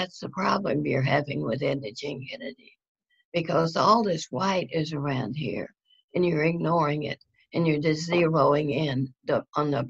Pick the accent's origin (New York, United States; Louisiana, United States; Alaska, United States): Louisiana, United States; North; moved away; also born or lived in Houston; I grew up in North Louisiana